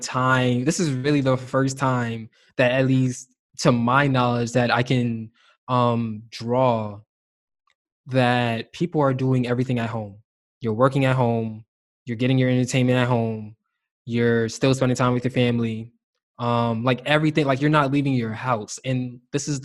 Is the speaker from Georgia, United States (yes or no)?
no; New York City, New York, United States; we're both from New York City